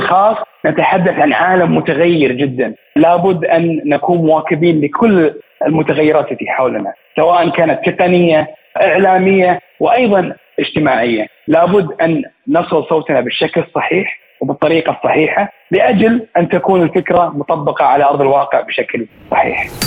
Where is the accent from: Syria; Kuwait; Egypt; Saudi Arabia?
Saudi Arabia; من المملكة العربية السعودية